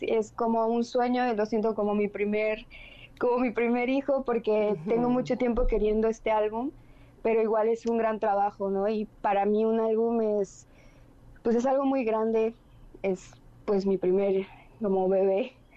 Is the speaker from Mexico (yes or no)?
yes; Mérida, Yucatán, Mexico; Soy una cantautora de Mérida, Yucatán, aquí del sureste